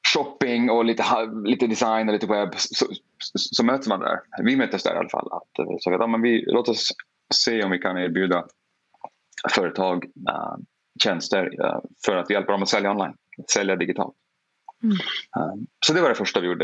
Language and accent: Swedish; Porjus, Norrbotten County, Sweden; now in Chicago, United States; Jag kommer från Porjus. Mm. Det är liksom där jag har eh, vuxit, vuxit upp.